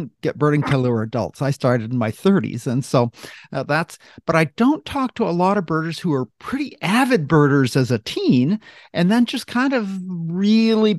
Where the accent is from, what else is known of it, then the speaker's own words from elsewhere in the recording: Maine, United States; I grew up in Maine